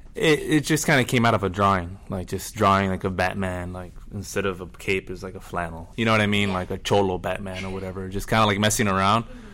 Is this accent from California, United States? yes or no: yes; La Mirada, California, United States; I'm from La Mirada, which is like a suburb of LA.